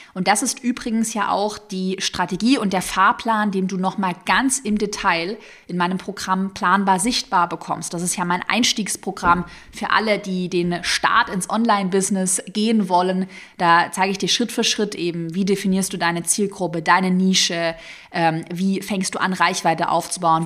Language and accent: German; Tübingen, Baden-Württemberg, Germany; also born or lived in Sigmaringen; Ich bin ja in Sigmaringen, falls es irgendjemandem was sagt, bin ich geboren und aufgewachsen in Tübingen